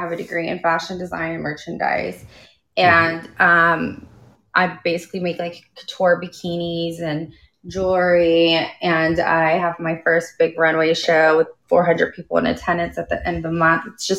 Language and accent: English; Dallas, Texas, United States; I am. I am from Dallas.